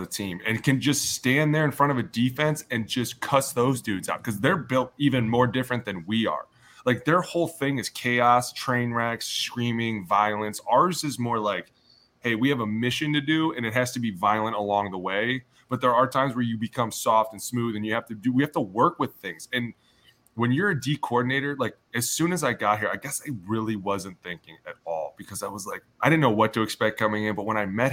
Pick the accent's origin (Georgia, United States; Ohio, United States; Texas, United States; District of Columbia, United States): Ohio, United States; I'm from Ohio